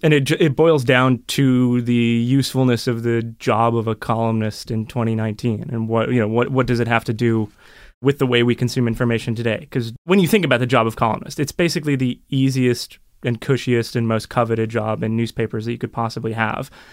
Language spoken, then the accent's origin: English; United States; also born or lived in Europe; now in Toronto, Canada; I had just moved to Toronto in twenty twelve from Europe for a few years, and I grew up in America.